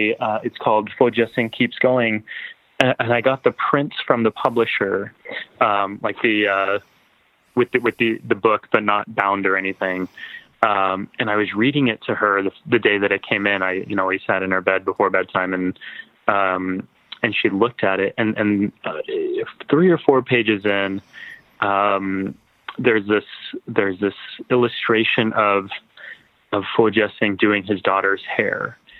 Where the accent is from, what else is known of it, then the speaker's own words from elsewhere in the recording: Texas, United States; it had been my dream since I was growing up in Texas